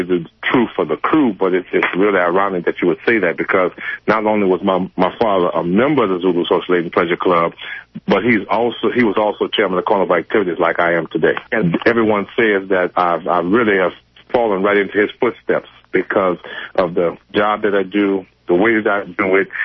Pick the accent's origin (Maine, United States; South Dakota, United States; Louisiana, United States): Louisiana, United States; New Orleans; born and reared here in New Orleans